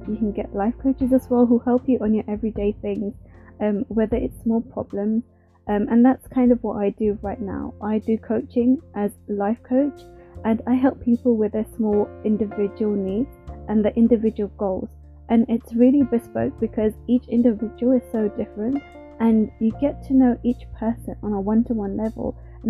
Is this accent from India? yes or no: yes; India; because as a woman, especially being Indian, I would have never thought that I would enjoy actually working in a male-dominated industry.